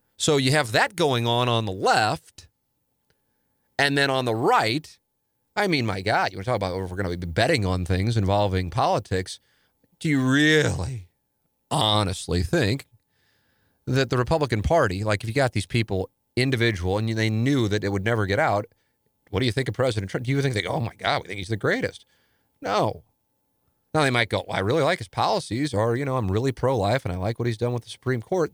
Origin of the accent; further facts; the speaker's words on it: St. Louis, Missouri, United States; growing up in South St. Louis